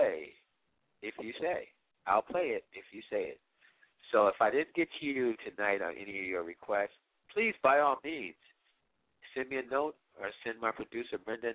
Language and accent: English; Washington, District of Columbia, United States; I grew up in the Washington, the DMV, as we would say, the D.C., Maryland, Virginia area